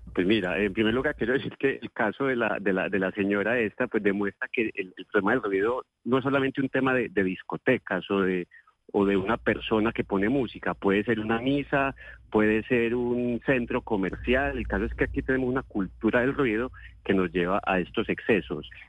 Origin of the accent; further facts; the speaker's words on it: Colombia; como colombianos